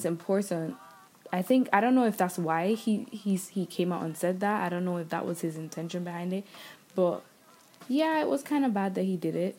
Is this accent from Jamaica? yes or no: yes; Jamaica; moved away; growing up where I grew up in Jamaica and learning the things I learned in school there